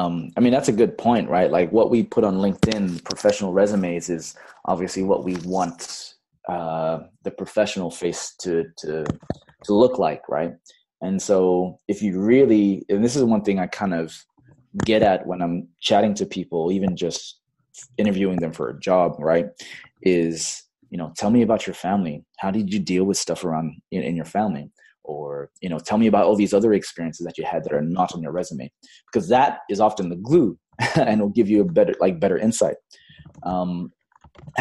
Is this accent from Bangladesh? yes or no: yes; Bangladesh; also born or lived in Fiji; now in Los Angeles, United States; I've got an Australian citizenship, even though I was born in Fiji. But then I grew up most of my formative years in Bangladesh at an American international school.